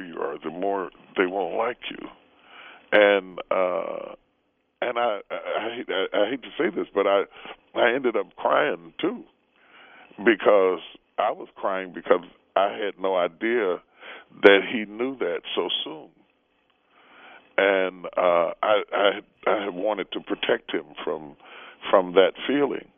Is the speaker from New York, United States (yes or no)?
no; West Virginia, United States; we grew up in West Virginia.